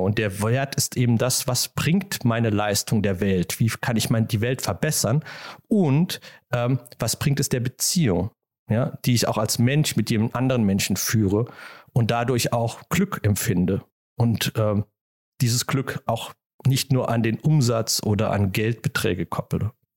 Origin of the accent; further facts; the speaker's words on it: Germany; als Deutscher